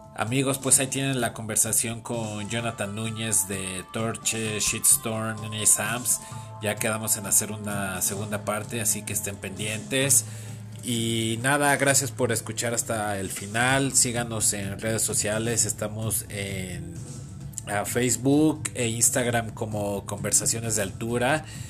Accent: Mexico; soy de México

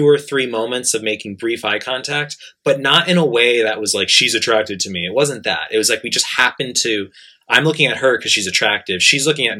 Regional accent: New York, United States; now in Japan; I'm from New York.

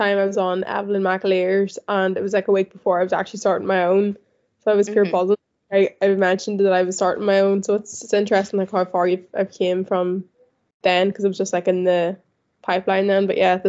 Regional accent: County Tyrone, Northern Ireland, United Kingdom; moved away as an adult; now in London, United Kingdom; I'm 23. I'm from Ireland, County Tyrone. I moved to London in July of last year, so I've been here nearly a year now.

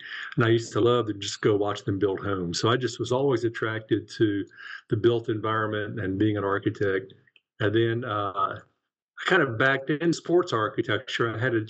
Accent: Charlotte, North Carolina, United States; growing up in Charlotte, North Carolina, which was a very traditional community when I was growing up

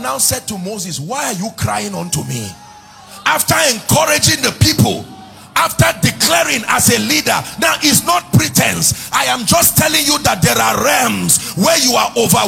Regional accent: Nigeria; as a Nigerian, as an African, living in this day and this time

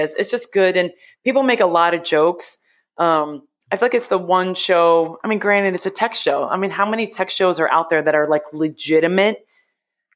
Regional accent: United States; also born or lived in Ohio / New York / Massachusetts; now in New Jersey, United States; I grew up in Ohio and New York.

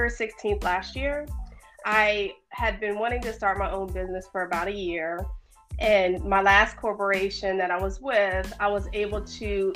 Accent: Sterling, Virginia, United States; I grew up in Northern Virginia in a town called Sterling

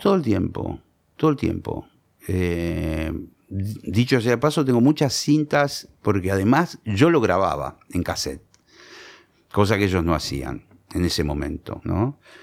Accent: Monte Grande, Buenos Aires Province, Argentina; Yo soy de Montegrande y yo empecé a tocar la guitarra

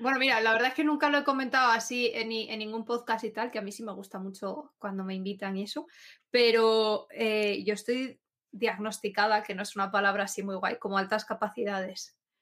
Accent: Asturias, Spain; Asturias, yo soy asturiana

